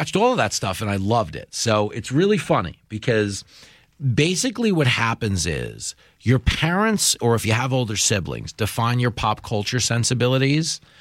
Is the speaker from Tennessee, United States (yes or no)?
no; Levittown, New York, United States; accent: mook Teamster; Levittown, where I grew up